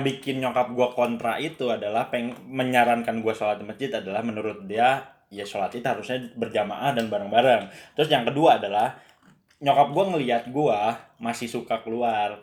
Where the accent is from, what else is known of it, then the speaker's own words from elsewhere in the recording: Bogor, West Java, Indonesia; gua kan orang Bogor aslinya